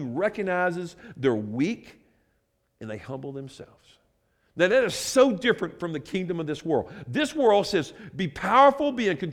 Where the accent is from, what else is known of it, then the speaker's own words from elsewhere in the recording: United States; Growing up in America